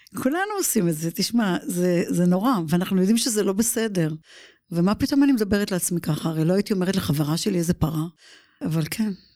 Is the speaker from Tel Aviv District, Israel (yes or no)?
yes; Givatayim, Tel Aviv District, Israel; moved away as an adult; now in United States; לסטודיו בגבעתיים, גדלתי שם